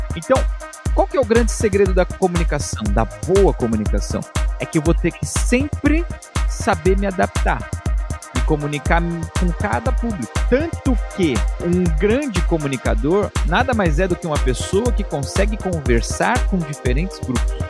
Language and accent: Portuguese; São Paulo, Brazil; moved away; also born or lived in Germany; de onde eu fui criado, da Zona Leste de São Paulo